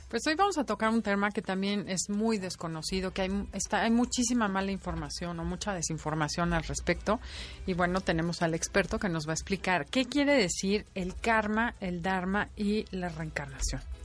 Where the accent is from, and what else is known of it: Mexico